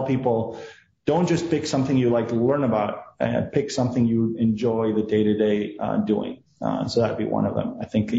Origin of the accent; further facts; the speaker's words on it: Argentina; moved away as an adult; also born or lived in Buenos Aires / California; now in United States; I was born and raised in Argentina.